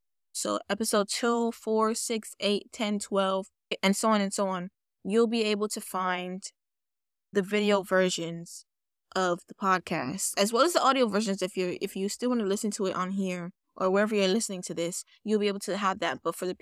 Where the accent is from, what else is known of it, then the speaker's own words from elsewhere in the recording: Bronx, New York, United States; As I said, I am Jamaican. And if you don't know what that means Jamaican and American. My mom was born in Jamaica. I grew up with my mom's side of the family. And I was born here.